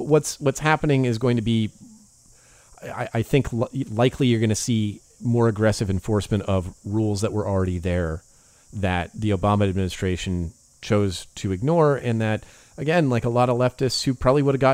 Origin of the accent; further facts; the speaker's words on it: California, United States; I grew up with in California